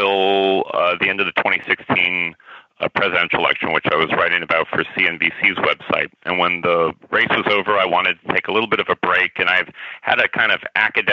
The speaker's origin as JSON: {"language": "English", "town": "Albuquerque", "region": "New Mexico", "country": "United States", "tie": "born or raised there", "moved": "yes", "said": "I went back to the team I rooted for as a kid growing up, and my hometown team"}